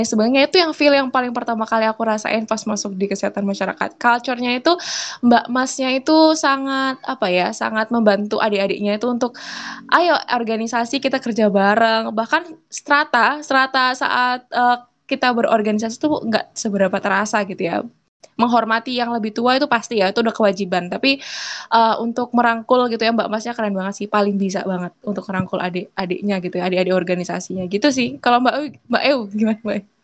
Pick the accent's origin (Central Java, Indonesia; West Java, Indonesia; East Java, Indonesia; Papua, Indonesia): Papua, Indonesia; jadi ceritanya gini aku dulu dari Papua ya